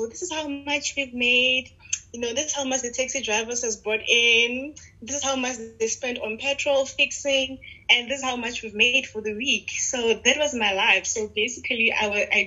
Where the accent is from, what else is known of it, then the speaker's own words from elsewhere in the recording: Pretoria, Gauteng, South Africa; I grew up in Pretoria. My whole life has been in Pretoria